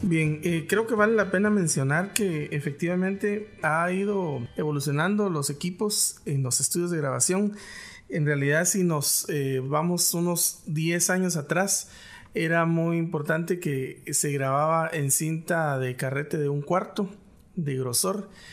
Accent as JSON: {"language": "Spanish", "country": "Guatemala", "accent": "Guatemalan", "said": "tenemos un cantadito que solo nosotros no lo conocemos"}